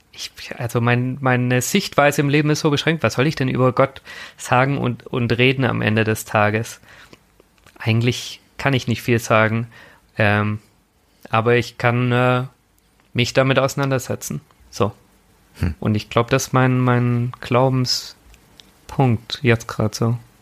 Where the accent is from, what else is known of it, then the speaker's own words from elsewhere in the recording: a Swabian village, Germany; grundsätzlich bin ich in einer sehr eher aktiven Landeskirche groß geworden. Also es war halt bei uns im schwäbischen Dorf